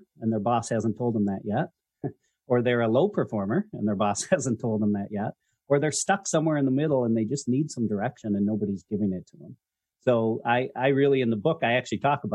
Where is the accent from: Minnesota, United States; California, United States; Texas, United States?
Minnesota, United States; I am originally from Minnesota